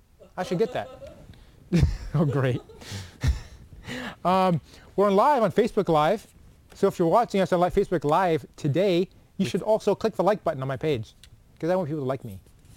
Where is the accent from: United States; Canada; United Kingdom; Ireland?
Canada; moved away; I'm from Canada